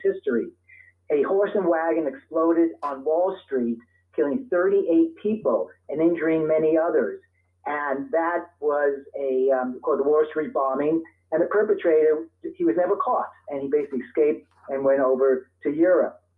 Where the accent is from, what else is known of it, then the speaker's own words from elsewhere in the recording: New York City, New York, United States; now in Santa Monica, United States; I was born and raised in Brooklyn, New York